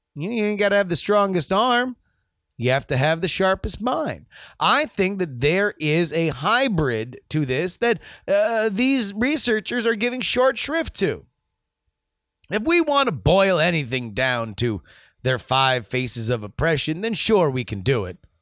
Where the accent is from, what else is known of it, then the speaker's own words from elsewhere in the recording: United States; we're from America